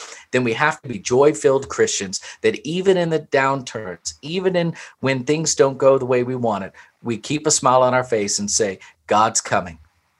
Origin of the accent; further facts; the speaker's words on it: Louisville, Kentucky, United States; born there; I was born in Louisville, Kentucky